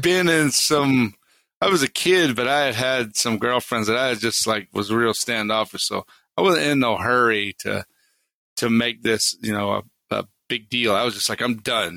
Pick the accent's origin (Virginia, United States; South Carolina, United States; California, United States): South Carolina, United States; Harleyville; moved away as an adult; also born or lived in New York City; I grew up in the swamps of South Carolina, down near Charleston, in a town called Harleyville